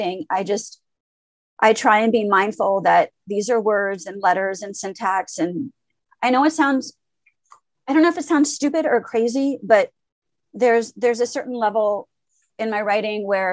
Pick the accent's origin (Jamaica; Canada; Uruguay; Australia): Canada; Montreal, Quebec; first language French; English is a second language; also born or lived in Lebanon / Syria / Paris; I was born in Lebanon, and my parents immigrated to Canada when I was 2.5. Basically what happened is we went from Lebanon to Syria to Paris. We were in Paris for 6 months and then moved to Montreal